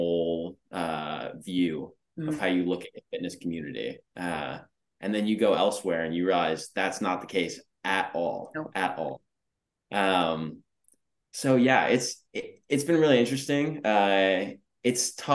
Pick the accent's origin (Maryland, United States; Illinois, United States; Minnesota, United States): Maryland, United States; Annapolis; moved away as an adult; also born or lived in Los Angeles / Texas; I was born and raised in Annapolis